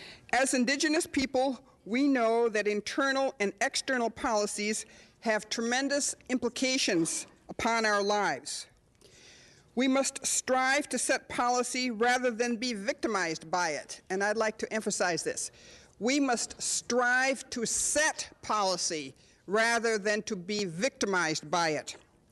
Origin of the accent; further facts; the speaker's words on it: Menominee Indian Reservation, Wisconsin, United States; I was born on the Menominee Indian Reservation, a land of dense, beautiful forests, a winding wild river and streams and lakes that nourish the land, the animals, and the people.